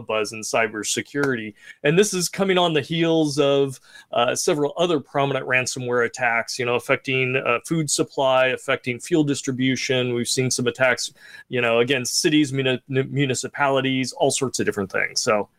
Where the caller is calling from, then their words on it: California, United States; From sunny California. It's nice and warm out here.